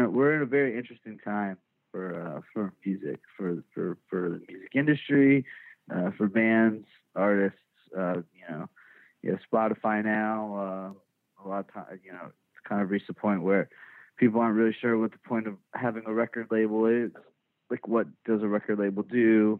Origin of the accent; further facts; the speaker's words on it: Richardson, Texas, United States; I was born and raised in Dallas, in like the first suburb north of the Dallas city limits called Richardson.